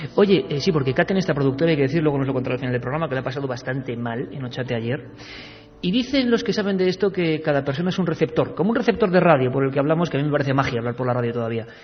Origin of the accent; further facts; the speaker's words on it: Vitoria-Gasteiz, Basque Country, Spain; now in Madrid, Spain; yo nací en Vitoria, yo soy vitoriano, a pesar de que llevo muchos años viviendo en Madrid